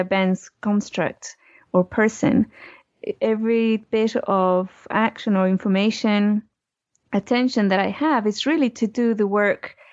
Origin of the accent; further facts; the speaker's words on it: Chile; I was born in Chile